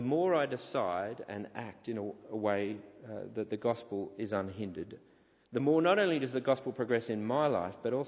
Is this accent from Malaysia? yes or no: no; St Ives, New South Wales, Australia; moved away as an adult; growing up at the church I grew up at in St. Ives